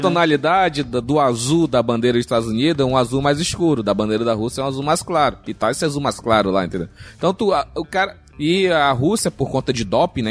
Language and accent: Portuguese; Brazil; Eu sou brasileiro